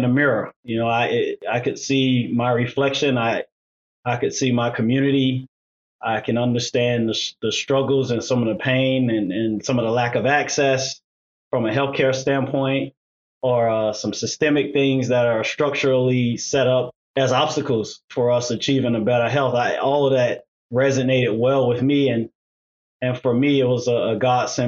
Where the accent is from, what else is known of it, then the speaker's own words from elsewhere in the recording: Miami, Florida, United States; now in Chicago, United States; I originally born and raised in Miami, Florida, in Liberty City, Miami, to be exact